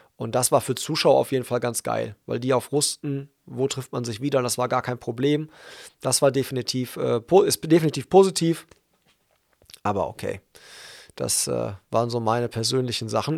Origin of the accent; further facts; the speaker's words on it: Hagen, North Rhine-Westphalia, Germany; in meiner Heimatstadt